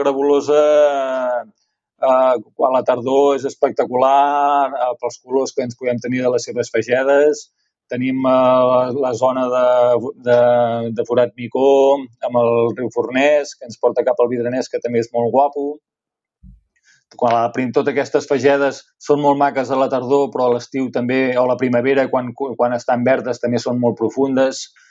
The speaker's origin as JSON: {"language": "Catalan", "town": "Sant Pere de Torelló", "region": "Catalonia", "country": "Spain", "tie": "born or raised there", "said": "jo vaig néixer a Sant Pere de Torelló, i um, com a Sant Parenc"}